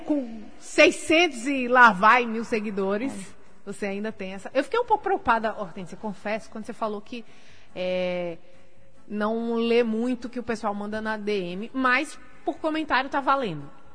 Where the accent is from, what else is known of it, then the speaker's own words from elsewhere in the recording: Natal, Rio Grande do Norte, Brazil; also born or lived in Portugal; Nascida e criada em Natal